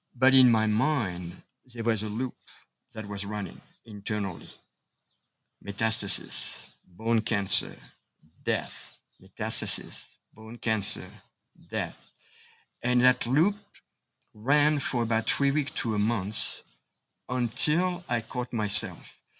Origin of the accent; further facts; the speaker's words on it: Paris, Île-de-France, France; moved away; I was born and raised in Paris, France